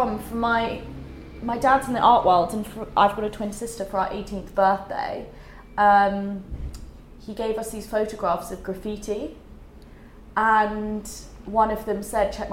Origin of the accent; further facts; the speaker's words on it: London, United Kingdom; I grew up in London, and then went to boarding school at 11 out of London, and then came back to London at 18.